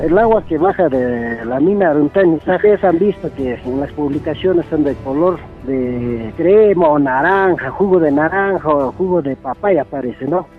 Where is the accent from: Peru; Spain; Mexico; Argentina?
Peru; La Pampa, Puno; nosotros somos de La Pampa